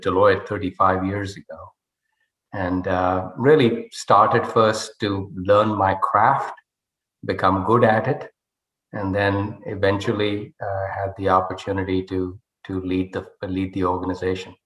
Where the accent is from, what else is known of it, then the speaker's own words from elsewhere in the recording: Rohtak, Haryana, India; moved away as an adult; I was uh, brought up in a town called Rohtak, which is 40 miles west of New Delhi, a, a relatively small town